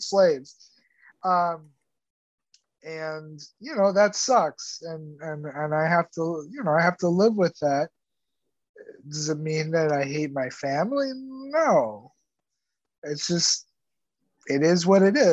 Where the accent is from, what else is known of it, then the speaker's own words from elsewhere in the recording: Cuba; also born or lived in Texas; now in United States; I'm from Cuba and I'm Latino